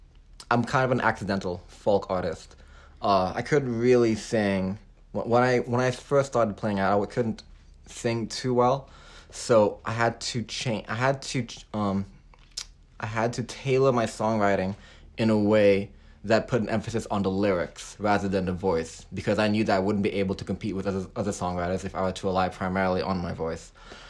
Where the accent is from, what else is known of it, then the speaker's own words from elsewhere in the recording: Hong Kong; also born or lived in Texas, United States / California, United States; now in Nashville, United States; I was raised in Hong Kong. My background story is a little bit long. Okay. I was born in Texas to parents who were from the Philippines, and then I went to kindergarten there till I was like five. Went out to Hong Kong